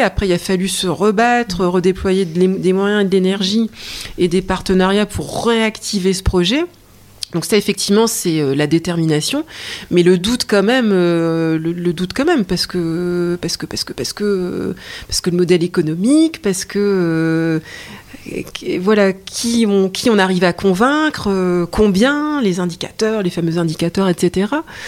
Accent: Lille, Hauts-de-France, France; je suis lilloise

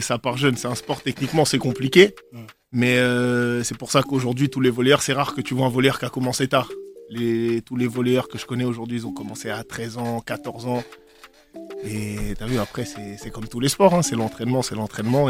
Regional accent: Poitiers, Nouvelle-Aquitaine, France; je viens de, je viens de Poitiers

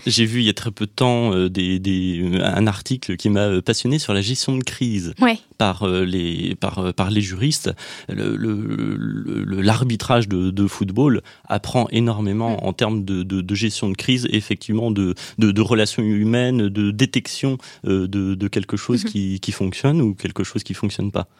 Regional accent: Nièvre, Bourgogne-Franche-Comté, France; moved away as an adult; also born or lived in Nantes; je suis né dans la Nièvre, au milieu de, la France, où, où j'ai grandi jusqu'à 18 ans

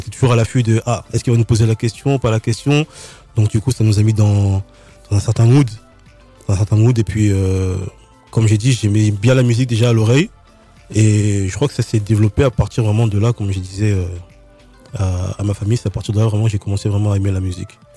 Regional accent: Nice, Provence-Alpes-Côte d'Azur, France; je viens de Nice

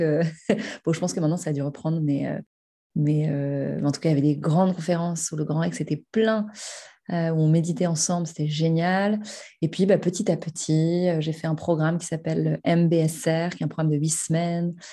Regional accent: Paris, Île-de-France, France; j'habite et j'ai grandi à Paris

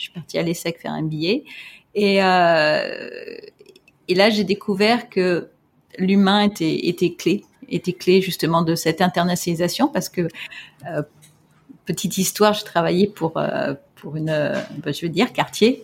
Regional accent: France; moved away as an adult; now in Hong Kong; j'ai grandi en France

